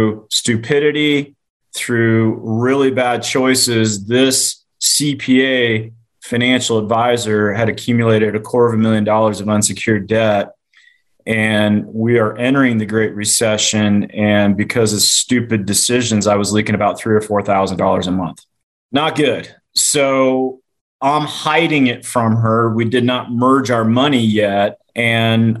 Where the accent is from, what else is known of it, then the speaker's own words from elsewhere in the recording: Loveland, Colorado, United States; I grew up in Loveland, Colorado, which is 60 miles north of Denver